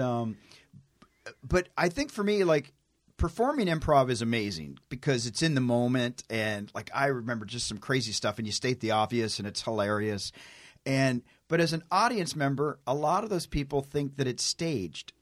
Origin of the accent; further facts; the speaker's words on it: Tennessee, United States; I'm a hick from Tennessee. I'm like a country boy